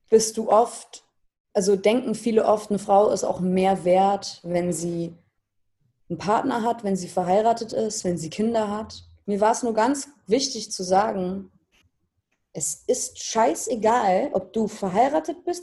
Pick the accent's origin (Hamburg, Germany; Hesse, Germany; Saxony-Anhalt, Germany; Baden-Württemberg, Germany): Hamburg, Germany; now in Berlin, Germany; ich bin vor zweieinhalb Jahren nach Berlin gezogen und äh, ich komme aus Hamburg ursprünglich. Mhm und wohne jetzt seit zweieinhalb Jahren in Berlin.